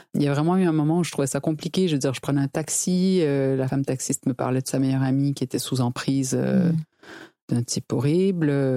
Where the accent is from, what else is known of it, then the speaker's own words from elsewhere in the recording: Quebec, Canada; je suis québécoise